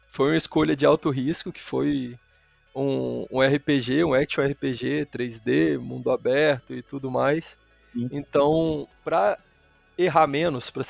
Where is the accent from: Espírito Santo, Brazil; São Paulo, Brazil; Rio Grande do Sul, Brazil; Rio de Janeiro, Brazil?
Espírito Santo, Brazil; São Mateus; eu sou do Espírito Santo.